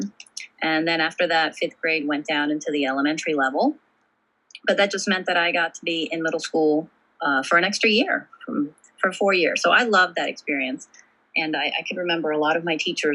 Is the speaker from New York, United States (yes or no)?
no; Fredericksburg, Virginia, United States; I grew up in Fredericksburg, Virginia.